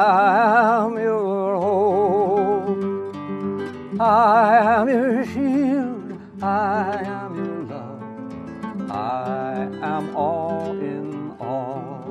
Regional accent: Pasadena, California, United States; when I was a teenager growing up in Pasadena, California

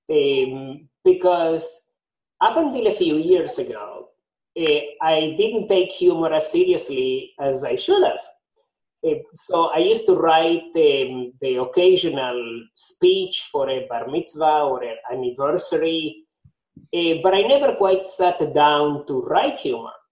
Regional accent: Argentina; also born or lived in Nashville, Tennessee, United States; now in Miami, United States; Nashville, Tennessee, I moved to Miami. So I've collected accents uh, along the way. Okay. So, yeah, I am originally from Argentina, but I have picked up different accents, accents here

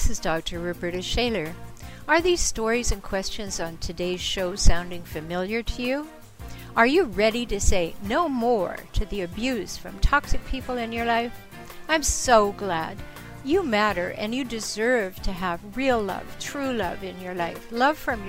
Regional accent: Canada; When I was a little girl growing up in Canada

